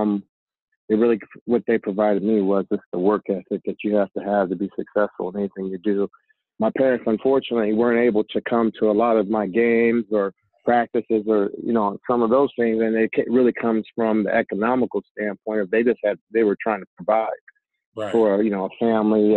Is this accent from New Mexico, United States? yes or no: no; Portland, Oregon, United States; moved away; I'm from Portland, Oregon originally